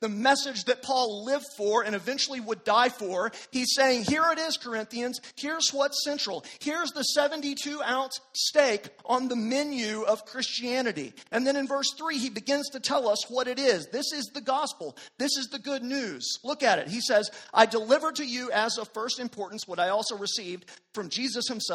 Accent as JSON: {"language": "English", "town": "Amarillo", "region": "Texas", "country": "United States", "tie": "born or raised there", "said": "I grew up in the West Texas panhandle town of Amarillo"}